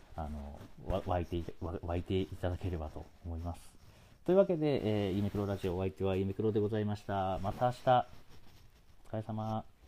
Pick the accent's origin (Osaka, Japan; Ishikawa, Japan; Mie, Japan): Osaka, Japan; 僕大阪出身なもんで